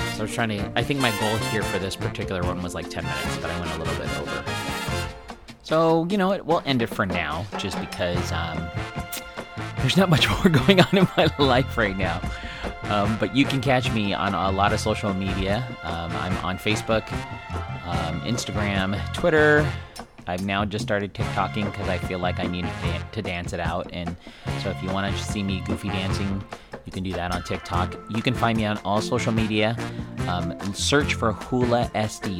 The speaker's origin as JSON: {"language": "English", "town": "San Diego", "region": "California", "country": "United States", "tie": "born or raised there", "said": "born and raised in San Diego"}